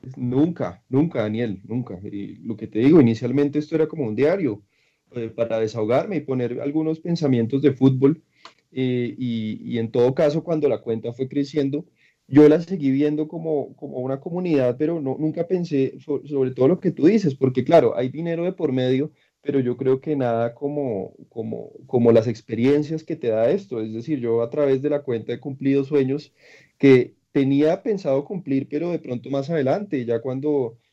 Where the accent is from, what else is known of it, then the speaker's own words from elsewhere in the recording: Colombia; yo soy de Colombia